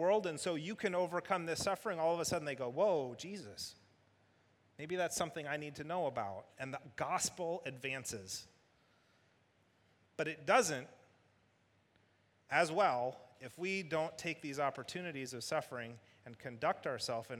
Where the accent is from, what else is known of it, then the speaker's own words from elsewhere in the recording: Michigan, United States; United States, Michigan.